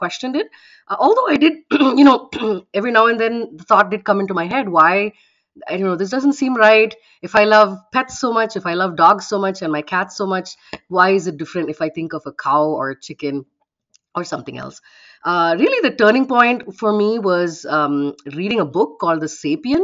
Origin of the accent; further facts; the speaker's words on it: Bangalore, Karnataka, India; moved away as an adult; also born or lived in Bahrain; now in Dayton, United States; I was born in India, and I've lived in three countries so far in my life. One of them was in the Middle East, in Bahrain, where I spent my early childhood. Bulk of my life was spent in Bangalore, in India, and the last 12 years or so, I've been in the United States